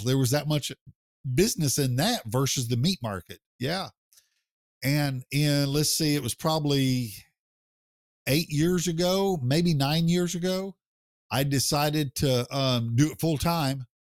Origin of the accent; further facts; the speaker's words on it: Oklahoma, United States; my home state in Oklahoma